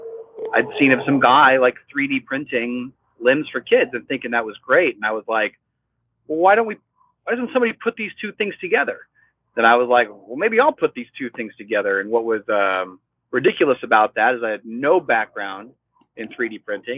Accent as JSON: {"language": "English", "region": "Iowa", "country": "United States", "tie": "born or raised there", "moved": "as an adult", "lives_now": "San Juan Islands, United States", "said": "I grew up in Iowa, where, you know, a lot of obviously Midwest folks out there"}